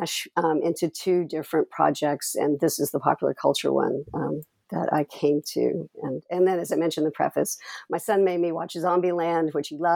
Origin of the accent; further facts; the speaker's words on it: Texas, United States; moved away; I'm originally from Texas